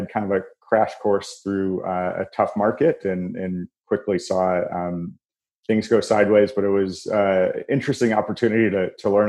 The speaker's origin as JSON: {"language": "English", "town": "Chicago", "region": "Illinois", "country": "United States", "tie": "born or raised there", "also_born_or_lived": "St. Louis", "said": "I'm a Chicagoan through and through. I grew up in the suburbs here"}